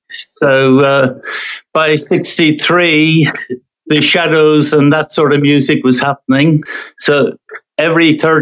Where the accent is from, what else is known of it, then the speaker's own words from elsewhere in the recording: Ireland; I come from Ireland. I'm well into my late years.